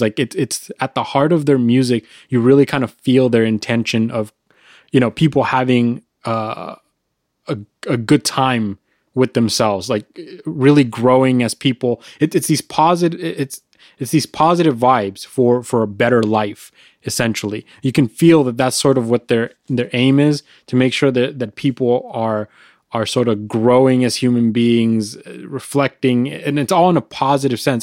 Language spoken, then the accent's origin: English; California, United States; we're from California